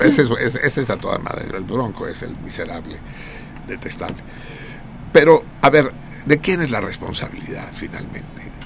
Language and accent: Spanish; Mexico City, Mexico; yo no soy chilango, soy tenochca, los tenochcas suerte tenemos de la cercanía de Cuernavaca, la Ciudad de México